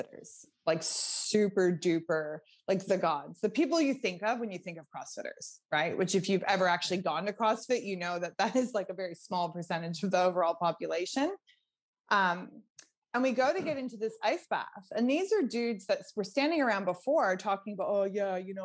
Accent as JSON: {"language": "English", "region": "Nova Scotia", "country": "Canada", "tie": "born or raised there", "said": "I'm from Nova Scotia, Canada. So, you know, I grew up swimming in quite cold water most of the year."}